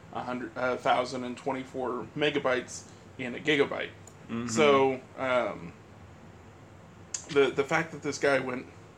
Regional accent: United States; as an American

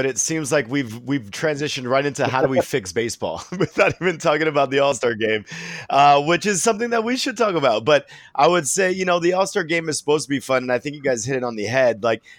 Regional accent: Hawaii, United States; I grew up in Hawaii

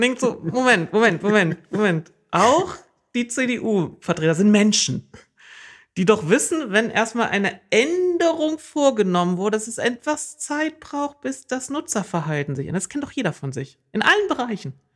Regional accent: East Germany, Germany; now in Oldenburg, Germany; in meiner Heimat hieß es Mark

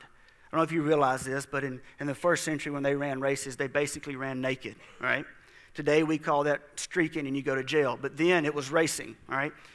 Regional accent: South Mississippi, United States; I grew up in South Mississippi, and people quit their jobs during hunting season

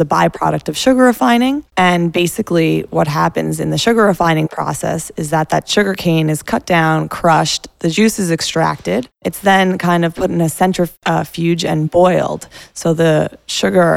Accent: New York City, New York, United States; also born or lived in Brooklyn; I am a native New Yorker.

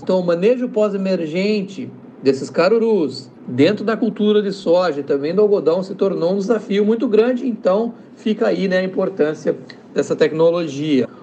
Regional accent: Brazil; moved away as an adult; now in United States; E como brasileiro, cientista aqui nos Estados Unidos

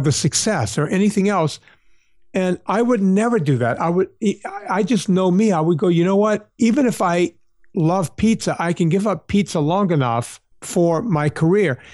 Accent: Southern Louisiana, United States; the district that I grew up in down in Southern Louisiana

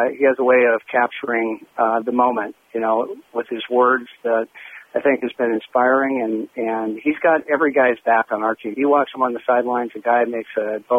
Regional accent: Seattle, Washington, United States; I'm from Seattle and shared a lot of time cheering for those Sonics

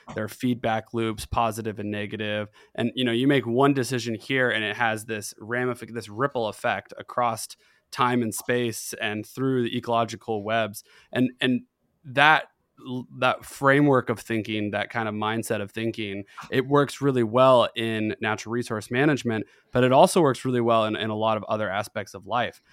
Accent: Tri-Cities, Washington, United States; I'm born in Washington. I'm from the Tri Cities.

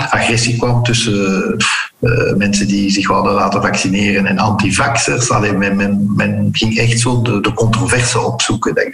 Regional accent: Flanders, Belgium; Eh, Vlamingen zijn trouwens heel verdraagzaam. wij zijn als Vlamingen ook nooit imperialistisch geweest.

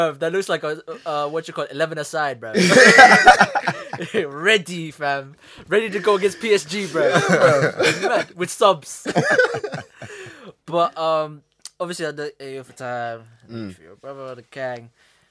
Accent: Philippines

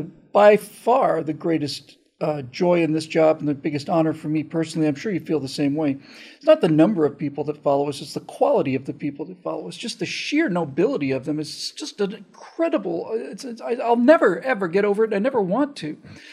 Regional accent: the South, United States; moved away; I grew up in the South with Krispy Kreme.

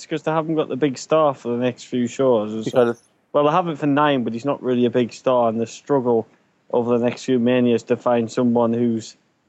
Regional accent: Geordie, North East England, United Kingdom

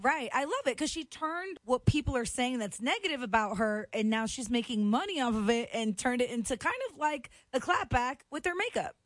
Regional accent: Florida, United States; I grew up in Florida, so I grew up next to snakes, alligators.

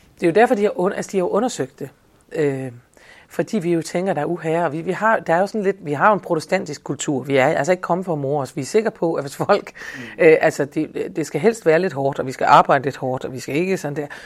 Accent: Denmark

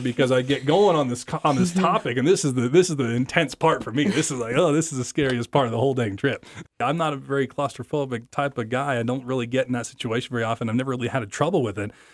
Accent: American Falls, Idaho, United States; now in Idaho Falls, United States; I now live in Idaho Falls, Idaho. I was from American Falls, Idaho.

